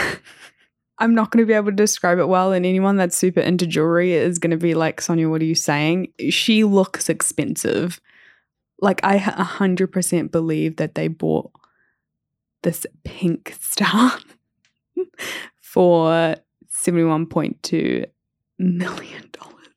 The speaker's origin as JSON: {"language": "English", "country": "New Zealand", "tie": "born or raised there", "said": "growing up in New Zealand"}